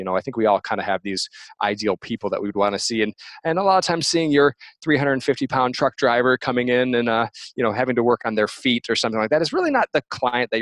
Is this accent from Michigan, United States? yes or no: yes; Michigan, United States; moved away as an adult; now in Portland, United States; I'm originally from the Midwest, so I'm from Michigan, and kind of grew up with cycling